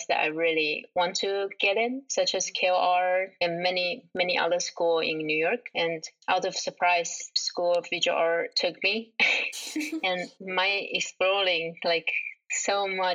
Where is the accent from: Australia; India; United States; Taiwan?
Taiwan; growing up in Taiwan